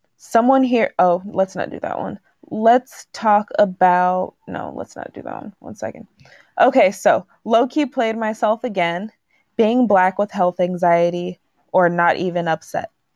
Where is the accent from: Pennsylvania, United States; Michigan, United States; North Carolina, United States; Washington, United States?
Washington, United States; also born or lived in Texas; telling people that I come from Texas, I always get the comment of, "Oh, you don't have an accent." Then it's like, "Because I grew up in Washington."